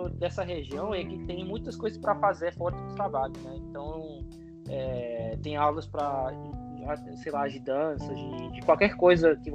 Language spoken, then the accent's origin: Portuguese; Mexico; Portuguese is a second language; eu nasci no México, eu sou mexicano, eu me sinto muito mexicano